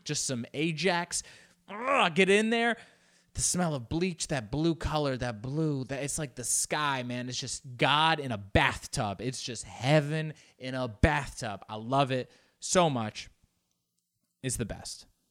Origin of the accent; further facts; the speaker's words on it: Los Angeles, California, United States; first language Spanish; English is a second language; I grew up here in Los Angeles